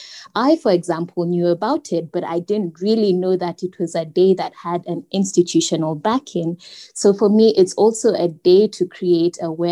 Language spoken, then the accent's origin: English; Kenya; I am born in Kenya. I am a Pan-African woman, and I also describe myself as a global citizen.